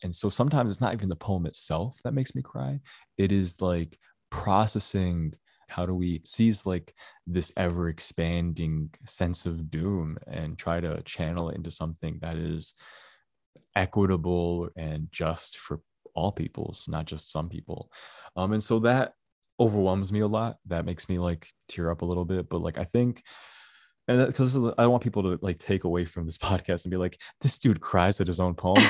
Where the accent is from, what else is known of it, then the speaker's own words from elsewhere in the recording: Dearborn, Michigan, United States; I grew up in Dearborn